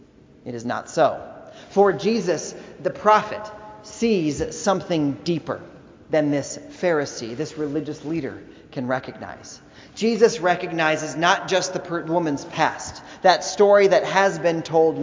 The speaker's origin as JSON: {"language": "English", "region": "Indiana", "country": "United States", "tie": "born or raised there", "said": "We grew up in Indiana"}